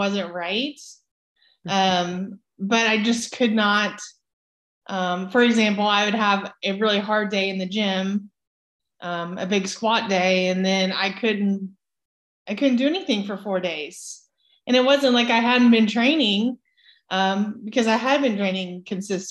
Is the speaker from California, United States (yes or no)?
no; Emporia, Kansas, United States; moved away; I grew up in Kansas on a farm and got into athletics pretty early age in Emporia